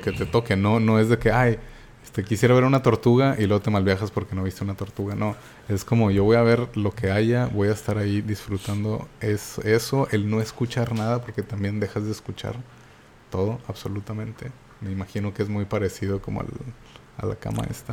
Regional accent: Monterrey, Nuevo León, Mexico; soy, como saben, de Monterrey y pues no tenemos ninguna playa cerca.

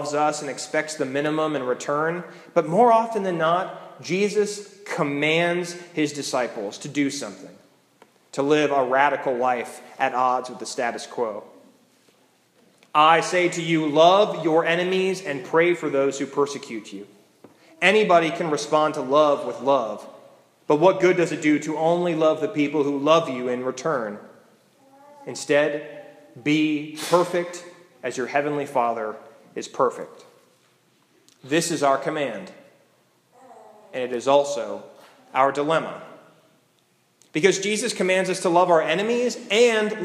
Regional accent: United States; We as American Christians

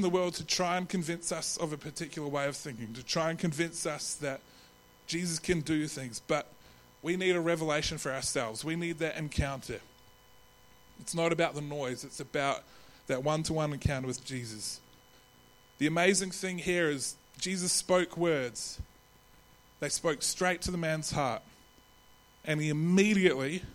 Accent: New Zealand; accent: Kiwi; now in Adelaide, Australia; my Kiwi accent

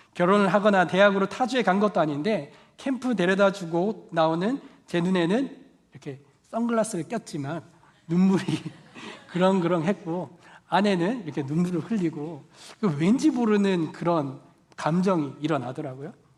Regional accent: Daegu, South Korea; moved away; 방학 때 제가 대구 고향집에 내려간

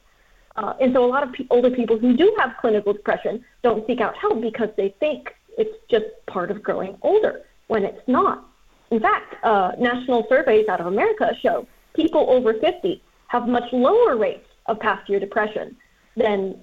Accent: United States; I'm American

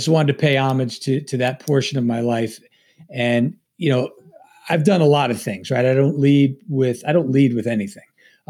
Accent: Long Island, New York, United States; I'm a native New Yorker. I'm from Long Island, New York.

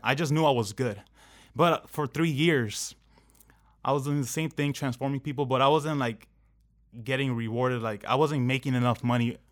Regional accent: Anaheim, California, United States; I grew up in Anaheim

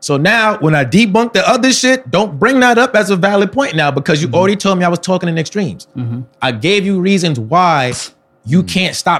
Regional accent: Atlanta, Georgia, United States; because I'm from Atlanta, I have to blow up in Atlanta.

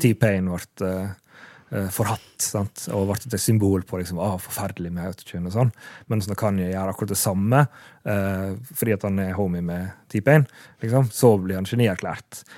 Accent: Sunnmøre, Møre og Romsdal, Norway; accent: Sunnmøre dialect

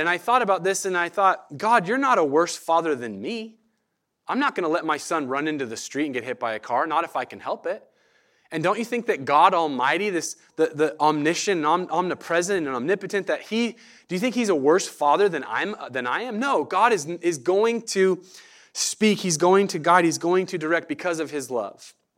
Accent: Medford, Oregon, United States; moved away as an adult; now in Eugene, United States; I grew up in Medford, uh, grew up around the Rogue Valley down there in that area.

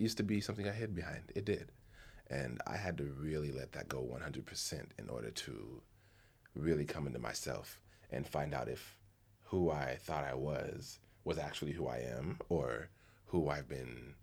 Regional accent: United States; me as a man in America, as an American man

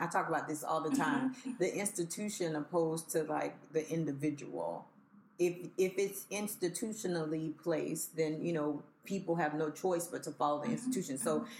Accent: Miami, Florida, United States; moved away; also born or lived in Haiti; I'm from Miami.

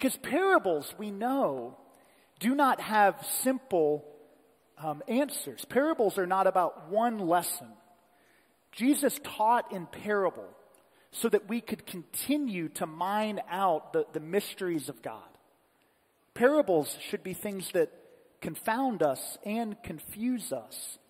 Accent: Columbus, United States; Messiah Lutheran Church, the church that I grew up in Columbus

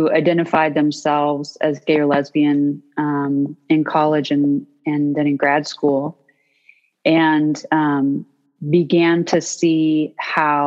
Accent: North Georgia, United States; I grew up in the South in North Georgia

